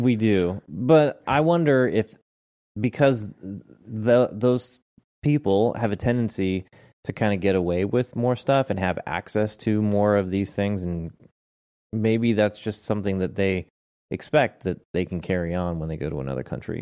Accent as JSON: {"language": "English", "area": "the Northwest", "region": "Pacific Northwest", "country": "United States", "tie": "born or raised there", "said": "we're kinda born and raised in the, in the Northwest"}